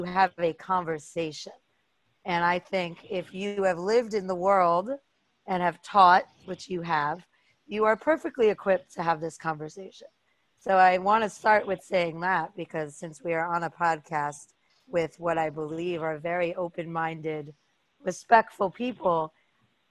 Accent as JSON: {"language": "English", "town": "New York City", "region": "New York", "country": "United States", "tie": "born or raised there", "said": "I am born and bred in New York City. I grew up in an incredibly diverse neighborhood."}